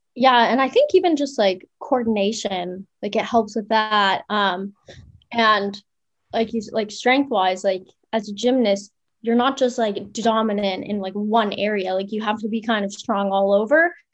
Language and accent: English; Ottawa, Ontario, Canada; moved away as an adult; also born or lived in Memphis; now in Akureyri, Iceland; I grew up in Orleans. Um, went to high school in Orleans